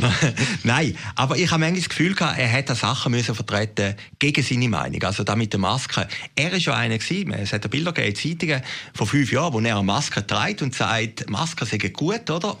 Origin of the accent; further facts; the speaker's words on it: Switzerland; als Schweizer